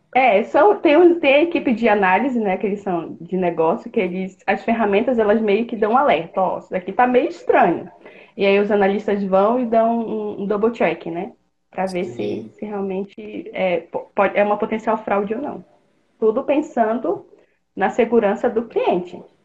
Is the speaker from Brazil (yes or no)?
yes; Pará, Brazil; moved away as an adult; now in Blumenau, Brazil; Eu sou do Pará, sou natural do Pará, mas moro aqui em Blumenau, Santa Catarina, há quase oito anos